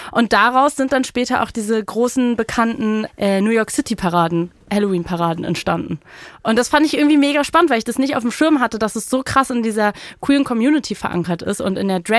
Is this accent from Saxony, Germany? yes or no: no; Berlin, Germany; als Berlinerin